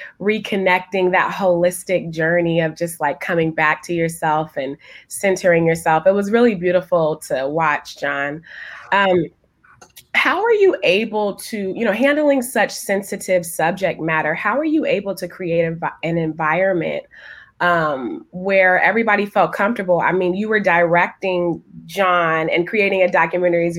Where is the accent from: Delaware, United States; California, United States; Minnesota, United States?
California, United States; San Francisco Bay Area; I'm from the San Francisco Bay Area